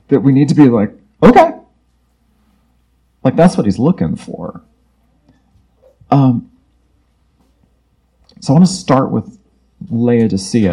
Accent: Florida, United States; I'm from Florida where it's even worse

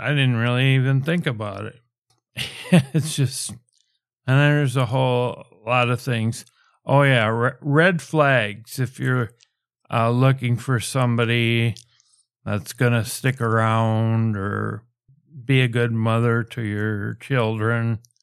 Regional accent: United States; I'm from the States

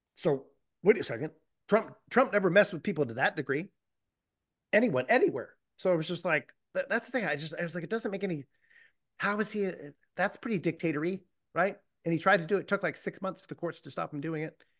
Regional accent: Boston, Massachusetts, United States; I come from Boston

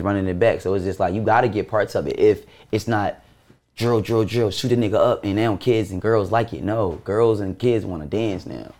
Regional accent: Baltimore, Maryland, United States; I'm from Baltimore.

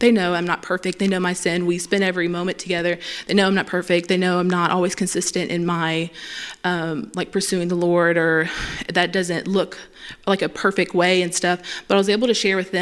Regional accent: Pineville, Louisiana, United States; I'm from here

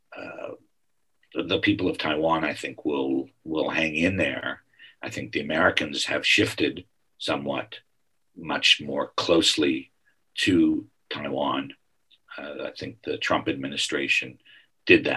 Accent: Canada; I am Canadian

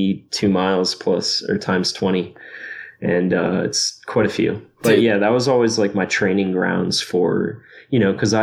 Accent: Jupiter, Florida, United States; Yeah, I'm from Jupiter, Florida, which is kind of like a sleepy little surfer town on the coast, or at least it used to be.

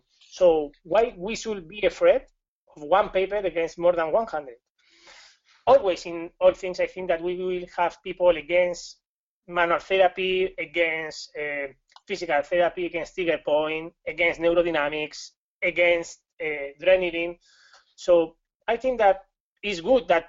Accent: Spain; accent: Spanish; English is a second language; I'm from Spain

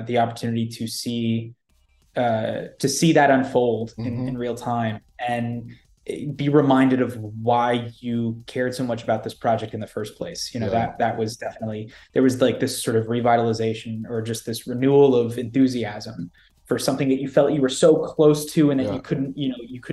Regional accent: Jacksonville, Florida, United States; Jacksonville, Florida, which is my hometown

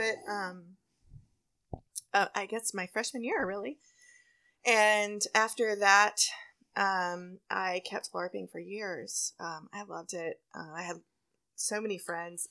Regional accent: Texas, United States; also born or lived in College Station; growing up in Texas

